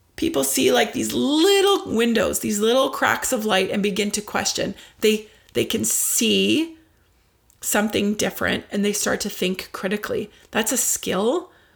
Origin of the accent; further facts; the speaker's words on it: Ottawa, Ontario, Canada; here in my hometown of Ottawa